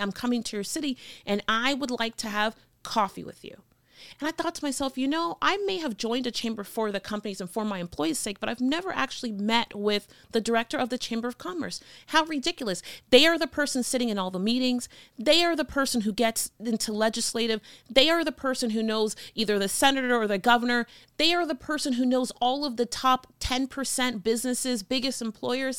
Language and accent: English; Miami, Florida, United States; moved away as an adult; also born or lived in North Carolina / Burbank, California; now in Phoenix, United States; I had an accent 'cause I'm from Miami, Florida